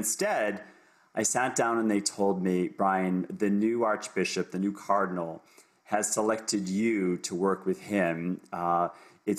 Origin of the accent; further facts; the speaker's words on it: Boston, Massachusetts, United States; moved away as an adult; also born or lived in Ohio; now in Toronto, Canada; I'm coming to you from Toronto, Canada, but I'm originally from the United States. So I'm now a dual citizen of the US, Canada, born and raised in Boston